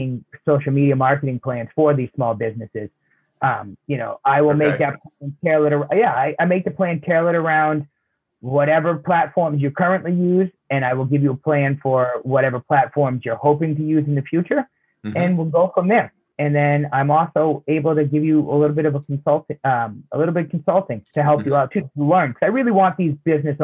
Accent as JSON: {"language": "English", "town": "Bedford", "region": "Massachusetts", "country": "United States", "said": "where are you from? I said, Bedford"}